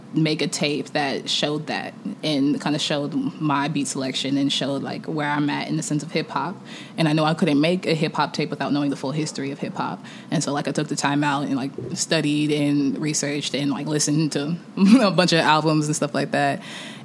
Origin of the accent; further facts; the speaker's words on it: Nigeria; I'm Nigerian, so like it comes from me just always listening to traditional music and Afrobeat